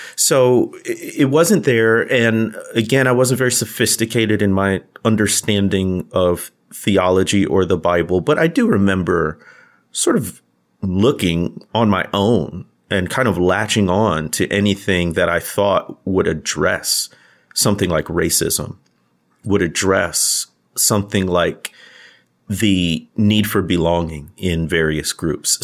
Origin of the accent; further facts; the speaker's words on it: Midwest, United States; these two Midwest guys grown up black